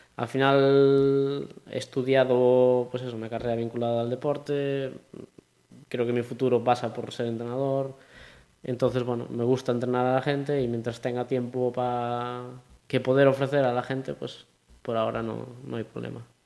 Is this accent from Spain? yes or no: yes; Pontevedra, Galicia, Spain; also born or lived in A Coruña; soy más de Pontevedra